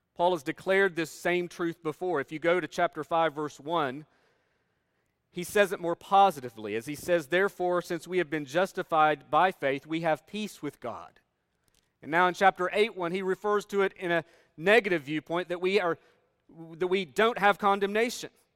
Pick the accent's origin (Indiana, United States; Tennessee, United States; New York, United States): Tennessee, United States; Northeast; moved away as an adult; also born or lived in Kentucky; I grew up in Northeast Tennessee, where we're surrounded by mountains